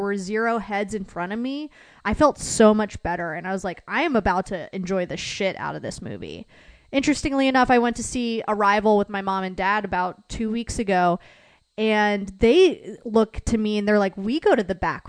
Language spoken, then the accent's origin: English; Piedmont, Virginia, United States; also born or lived in Tidewater, Virginia; I'm from Piedmont, Virginia